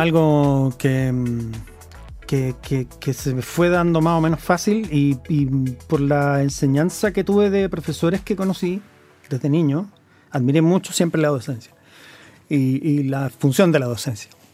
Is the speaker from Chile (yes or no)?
yes; Santiago, Santiago Metropolitan Region, Chile; yo soy santiaguino.